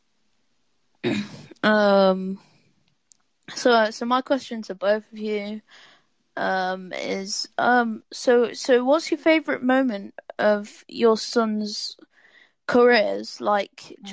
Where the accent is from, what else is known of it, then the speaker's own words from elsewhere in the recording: England, United Kingdom; I'm from England